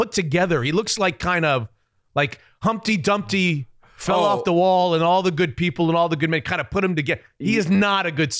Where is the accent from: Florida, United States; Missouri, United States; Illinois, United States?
Florida, United States; now in Seattle, United States; And I'm from Florida.